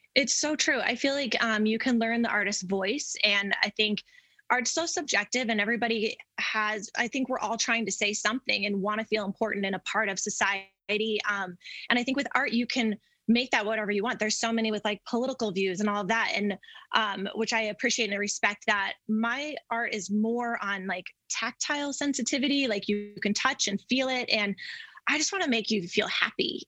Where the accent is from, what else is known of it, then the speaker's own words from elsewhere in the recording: Denver, Colorado, United States; I grew up in Denver and never left.